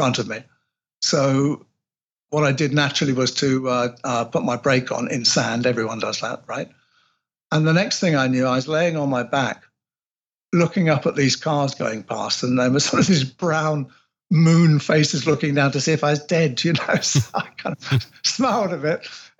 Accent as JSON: {"language": "English", "region": "England", "country": "United Kingdom", "said": "I'm English"}